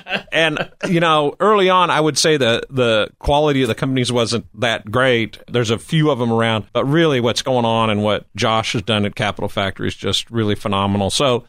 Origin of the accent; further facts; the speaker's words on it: Nebraska, United States; now in Austin, United States; Well, I mean, I think what I got most important is I met my lovely wife in Nebraska.